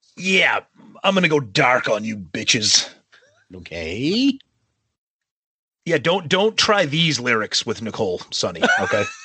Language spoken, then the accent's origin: English; Medford, Massachusetts, United States; my hometown of Medford, Mass